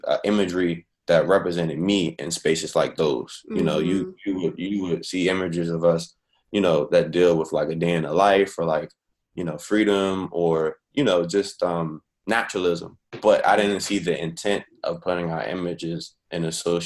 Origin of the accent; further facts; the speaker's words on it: Washington, District of Columbia, United States; moved away as an adult; also born or lived in Chicago / Virginia; I'm Washingtonian, you know, born and raised, fifth generation is deep. But haven't lived in D.C. in a while, actually.